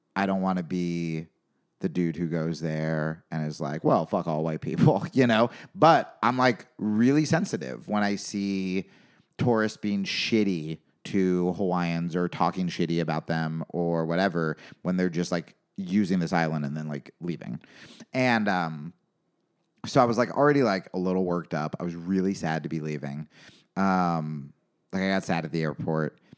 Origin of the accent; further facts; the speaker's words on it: New York, United States; I grew up in New York.